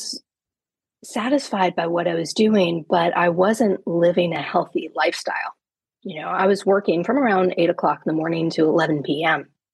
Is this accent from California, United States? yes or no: no; New York, United States; moved away as an adult; now in Vermont, United States; I'm a New Yorker originally